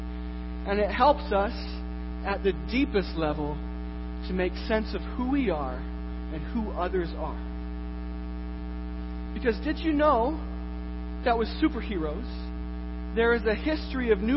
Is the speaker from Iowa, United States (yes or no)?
yes; Iowa, United States; I am from Iowa